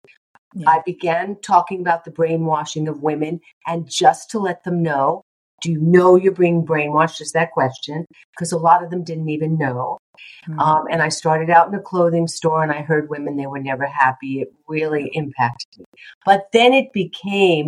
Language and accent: English; New York, United States; I'm also a New Yorker.